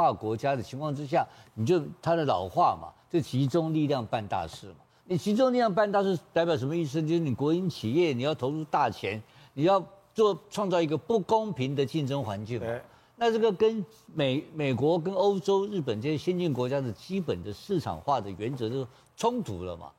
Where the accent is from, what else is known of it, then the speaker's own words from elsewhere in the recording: Taiwan; 你每天要杀我台湾人，我三个台湾人怎么做得下去嘛？